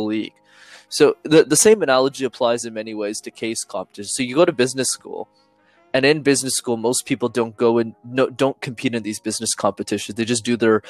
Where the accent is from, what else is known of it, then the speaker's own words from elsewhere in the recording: Montreal, Quebec, Canada; I'm from Montreal